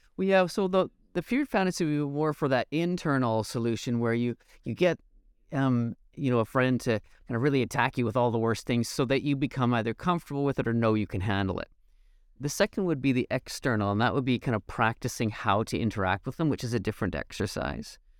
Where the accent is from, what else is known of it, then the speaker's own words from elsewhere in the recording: Canada; I'm Canadian